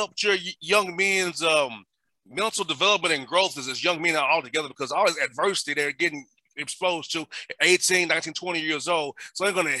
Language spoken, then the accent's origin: English; Atlanta, Georgia, United States; I grew up in Atlanta. A marginalized community.